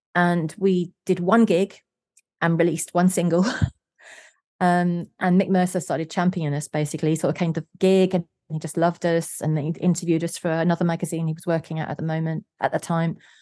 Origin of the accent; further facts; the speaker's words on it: London, United Kingdom; I was born in South London